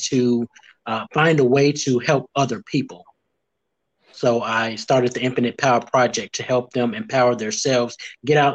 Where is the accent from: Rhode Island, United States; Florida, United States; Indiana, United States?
Indiana, United States; Gary; now in Nashville, United States; I am originally from Gary, Indiana, born and raised currently in Nashville, Tennessee